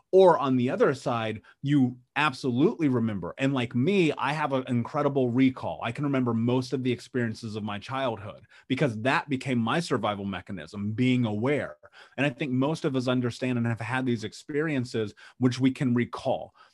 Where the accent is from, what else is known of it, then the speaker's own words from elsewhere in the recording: Indianapolis, Indiana, United States; I grew up in Indianapolis in the Midwest in, in America